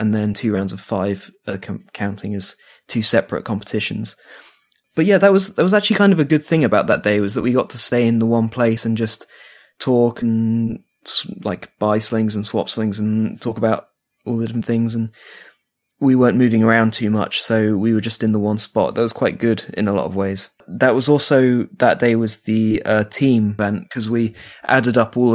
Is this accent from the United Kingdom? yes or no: yes; United Kingdom; now in Finland; I'm British